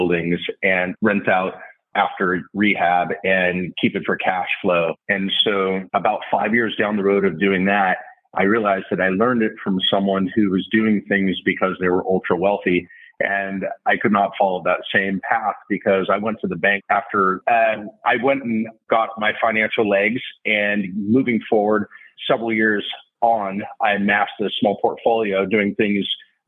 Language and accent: English; Southern California, United States; also born or lived in New York / Texas; my 3 older sisters and I grew up out here in Southern California area